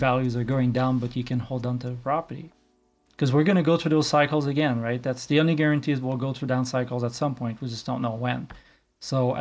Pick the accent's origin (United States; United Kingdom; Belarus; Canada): Canada; Quebec; moved away as an adult; now in Calgary, Canada; I grew up in Quebec and moved here 11 years ago.